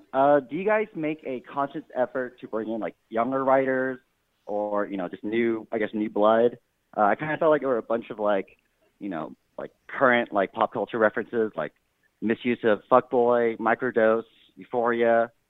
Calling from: Texas, United States; Hi, this is … calling from Texas.

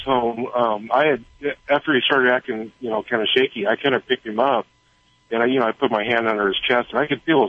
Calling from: Cottonwood, California, United States

